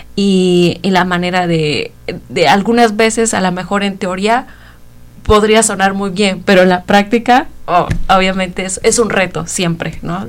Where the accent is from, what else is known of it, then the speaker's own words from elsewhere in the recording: Oaxaca, Mexico; moved away as an adult; now in Bloomington, United States; yo soy de México, de Oaxaca